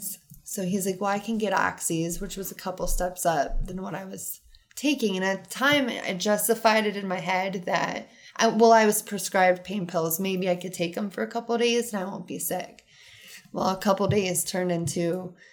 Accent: Rittman, Ohio, United States; I was raised in Rutztown my entire life on the farm

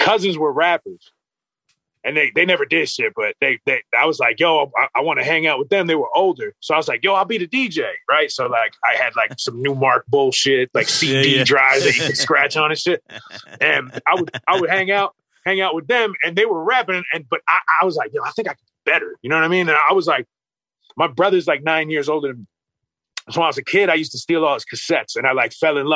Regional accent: Clark, New Jersey, United States; we're from Clark

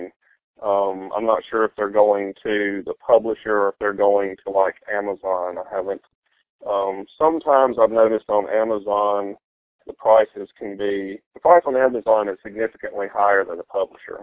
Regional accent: the American South, United States; that background, which is Southern

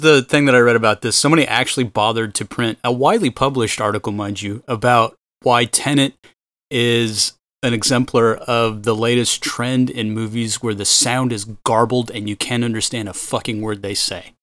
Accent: Austin, Texas, United States; moved away; my hometown where they had a regatta at the Lake Austin

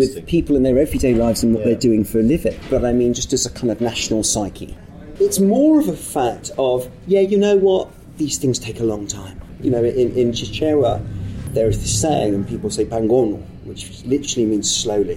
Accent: United Kingdom; I grew up in Thatcher's Britain

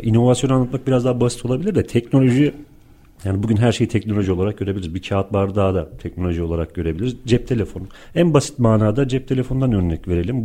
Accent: Turkey

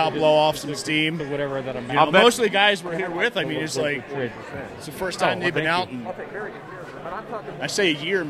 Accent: Philadelphia, Pennsylvania, United States; now in Arvada, United States; Originally from Philadelphia.

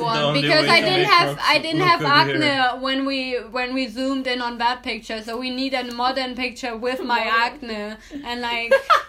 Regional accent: São Francisco do Sul, Santa Catarina, Brazil; moved away; And I grew up in San Francisco do Sul.

